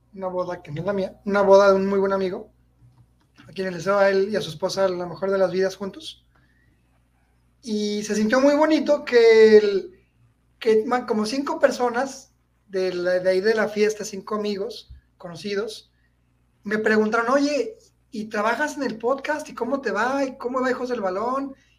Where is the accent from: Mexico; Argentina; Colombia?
Mexico; soy mexicano